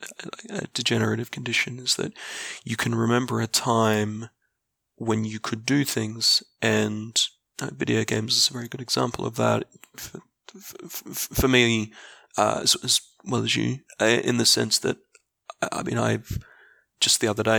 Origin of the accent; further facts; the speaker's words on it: Australia; I am a middle-aged Australian, public servant, and avid board gamer